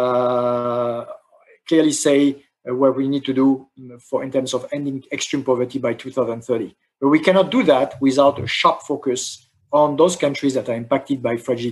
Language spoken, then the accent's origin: English; France; my home country, France